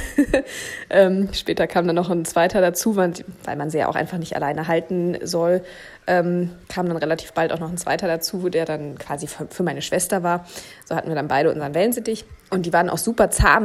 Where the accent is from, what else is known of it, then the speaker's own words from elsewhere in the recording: Berlin, Germany; moved away as an adult; ich bin in Berlin geboren und aufgewachsen